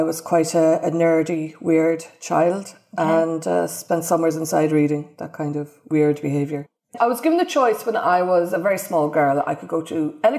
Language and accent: English; Ireland; now in United Kingdom; being an Irish immigrant